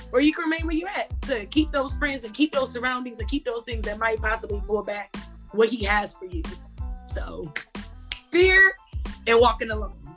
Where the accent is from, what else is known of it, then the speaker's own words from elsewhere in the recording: Akron, Ohio, United States; I'm from Akron, Ohio.